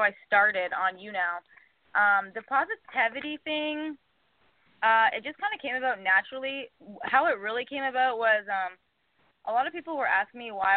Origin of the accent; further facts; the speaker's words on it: Canada; moved away as an adult; also born or lived in New York City; now in New York, United States; I'm Canadian